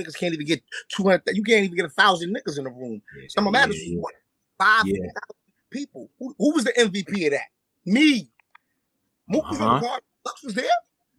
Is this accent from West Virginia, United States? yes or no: no; New York City, New York, United States; I'm from Harlem.